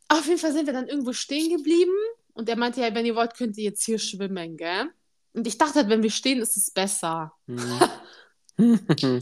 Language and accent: German; Munich, Bavaria, Germany; wir sind aus München